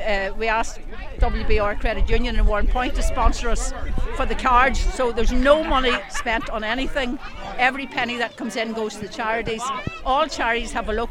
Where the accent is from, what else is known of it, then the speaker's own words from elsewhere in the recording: Rostrevor, Northern Ireland, United Kingdom; we're what we call locals. That means that you have parents, grandparents, and great grandparents